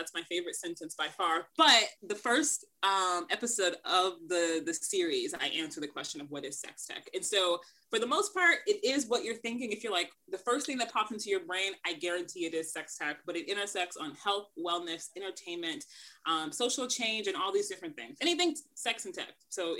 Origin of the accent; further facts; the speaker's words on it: Kansas City, Missouri, United States; moved away as an adult; also born or lived in New York; I'm born and raised in Kansas City. So that's something important to know about me. I will be living in New York by the time this probably airs, but I'm from Kansas City. I've been enjoying Kansas City for the last 9 months because of COVID